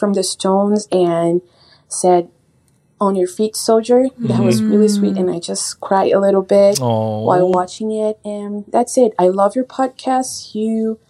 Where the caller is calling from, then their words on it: Brazil; I'm calling from Brazil